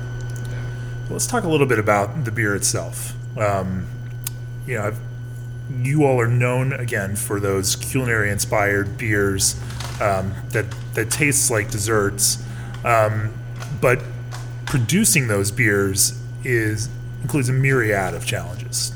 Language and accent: English; Orlando, Florida, United States; I was born and raised in Orlando